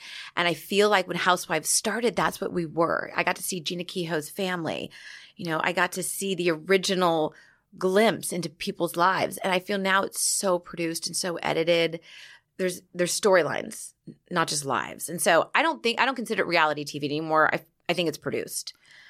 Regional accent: Laguna Beach, California, United States; I grew up in Laguna Beach, which is a very gay-friendly town, but it was a gay men.

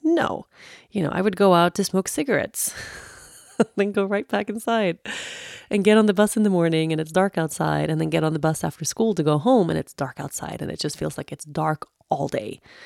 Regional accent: Sweden; moved away as an adult; when I grew up in Sweden, especially in my teenage years, like my last years that I had here before I moved away

